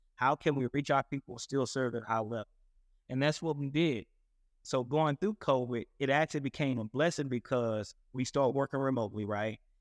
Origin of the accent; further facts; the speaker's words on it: Paris, Texas, United States; I'm originally from Paris, Texas